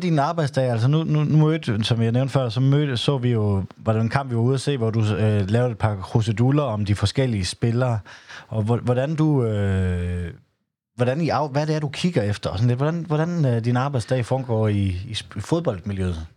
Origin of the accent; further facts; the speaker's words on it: Southern Jutland, Southern Denmark, Denmark; mit tysk er ikke godt, selvom jeg er fra Sønderjylland